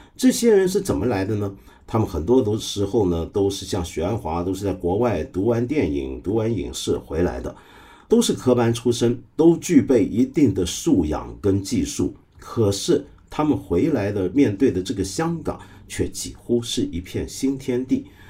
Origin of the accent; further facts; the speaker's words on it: Guangdong, China; 就是我们广东话人有句话叫“吹水唔抹嘴”